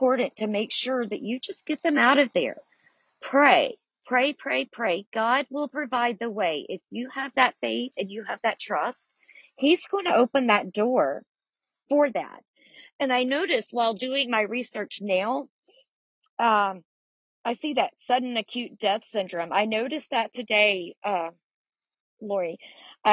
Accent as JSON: {"language": "English", "area": "the South", "region": "Southern United States", "country": "United States", "said": "I'm a Southerner"}